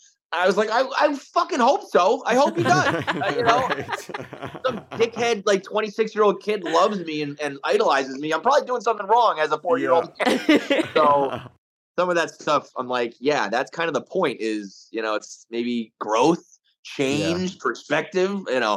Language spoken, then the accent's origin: English; Bronx, New York, United States; born there; My grandfather, we're a Bronx family.